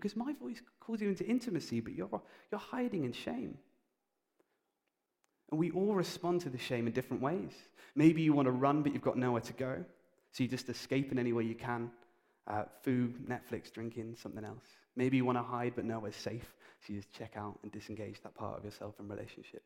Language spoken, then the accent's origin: English; United Kingdom; we're British